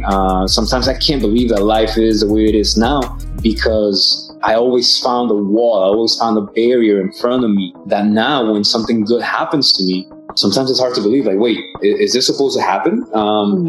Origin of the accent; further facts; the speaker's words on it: Atlanta, Georgia, United States; also born or lived in Mexico City, Mexico; Grew up in Atlanta, Georgia. So ATL, that's my hometown